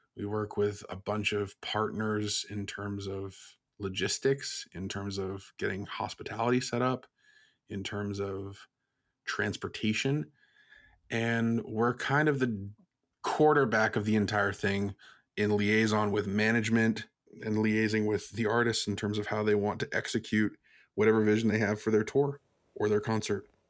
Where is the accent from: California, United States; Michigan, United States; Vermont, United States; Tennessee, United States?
Vermont, United States; Burlington; I'm from Burlington, Vermont